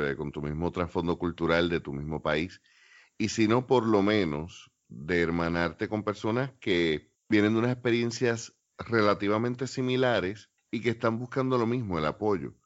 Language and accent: Spanish; Puerto Rico